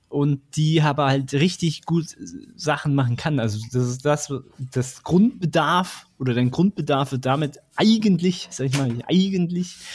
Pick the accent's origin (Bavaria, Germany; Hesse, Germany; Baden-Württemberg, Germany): Baden-Württemberg, Germany; Stuttgart; born there; ich bin ja tatsächlich in Stuttgart geboren, also ich meine, meine, meine Gene sind schwäbisch